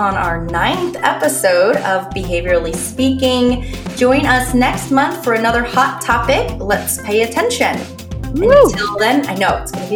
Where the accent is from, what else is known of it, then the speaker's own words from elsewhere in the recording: Florida, United States; also born or lived in Pennsylvania; now in New York, United States; I'm actually from Pennsylvania, but I grew up mostly in Florida and there are no basements in Florida.